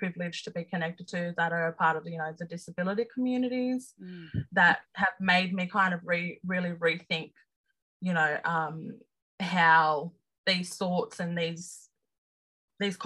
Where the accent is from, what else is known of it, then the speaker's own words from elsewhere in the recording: Sydney, New South Wales, Australia; as an Aboriginal person growing up in Redfern, living in Sydney